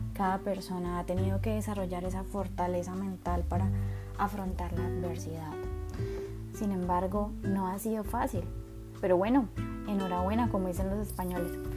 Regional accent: Colombia; yo soy de Colombia

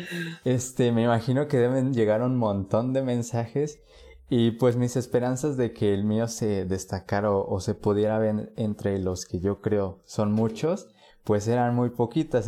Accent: Puebla, Mexico; Yo soy de Puebla

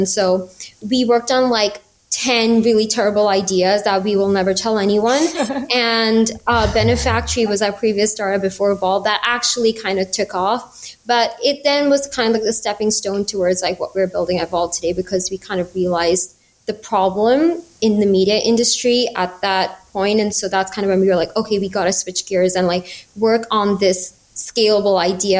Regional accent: Mumbai, Maharashtra, India; moved away as an adult; also born or lived in Boston, United States; So, yeah, I was born in Bombay as well. Went to school here.

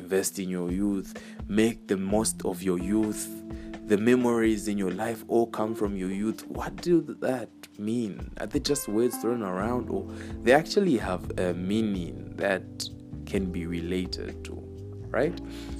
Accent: Chipata, Eastern Province, Zambia; guys, me, I'm from Chipata, you know, I never hear that.

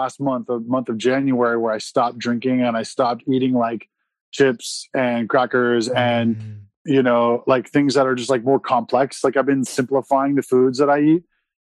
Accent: San Diego, California, United States; also born or lived in Oklahoma; I'm from San Diego

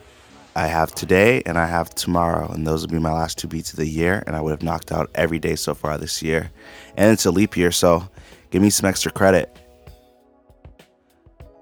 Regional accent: Charleston, South Carolina, United States; I'm a creative from Charleston, South Carolina

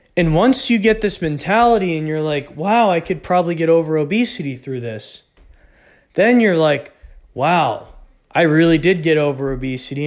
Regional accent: Texas, United States; I grew up in Texas.

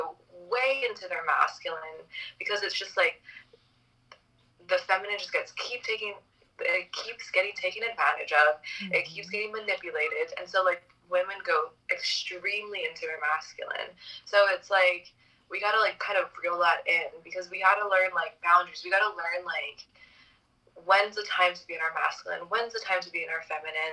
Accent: Hawaii, United States; moved away; also born or lived in Los Angeles; I grew up in Hawaii

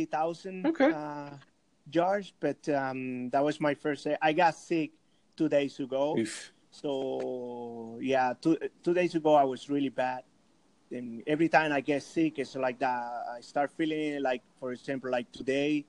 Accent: Cuba; moved away; I'm original from Cuba

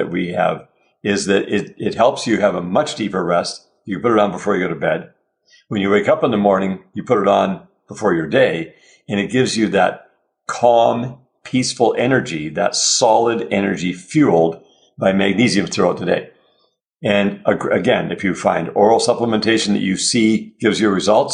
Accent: Canada; we're Canadian

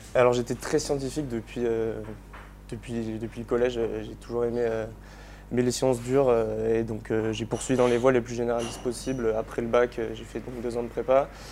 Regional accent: Île d'Oléron, Nouvelle-Aquitaine, France; je viens de d'Oléron, donc euh, euh, j'ai grandi au bord de l'eau

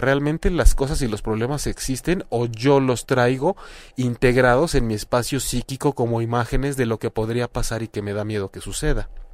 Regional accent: Mexico; lo digo como mexicano

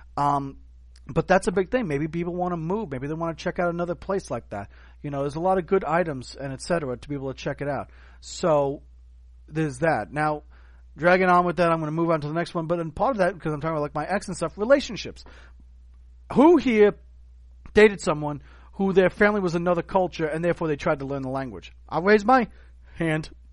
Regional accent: United States; also born or lived in Germany; I'm an American. I'm an American

